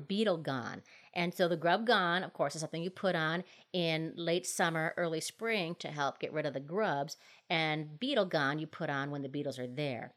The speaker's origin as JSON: {"language": "English", "region": "Minnesota", "country": "United States", "tie": "born or raised there", "moved": "yes", "lives_now": "Colorado, United States", "said": "my home state is Minnesota"}